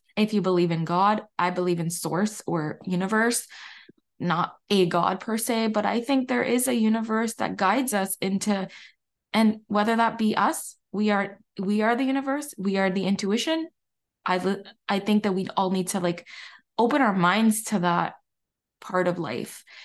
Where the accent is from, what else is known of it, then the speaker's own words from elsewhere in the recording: Barbados; I'm from Barbados